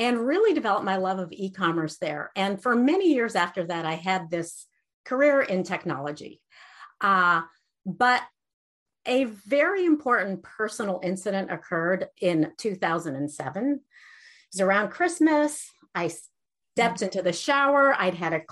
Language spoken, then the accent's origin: English; Iran; moved away; I grew up in Iran, and we lost everything after the Iranian revolution